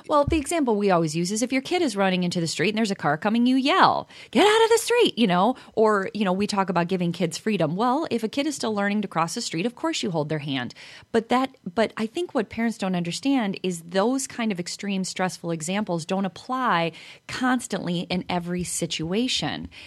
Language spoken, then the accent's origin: English; Chicago, Illinois, United States; being from Chicago, I think I don't have an accent